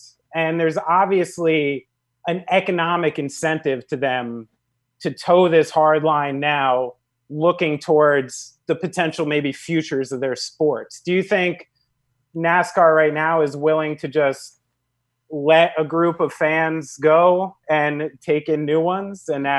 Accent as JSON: {"language": "English", "country": "United States", "tie": "born or raised there", "said": "someone who's born and raised in New York and New Jersey"}